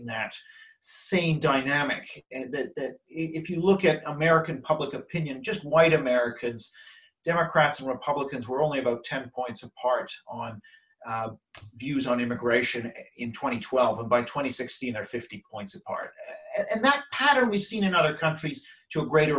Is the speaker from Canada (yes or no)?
yes; Canada; moved away as an adult; now in London, United Kingdom; since I'm Canadian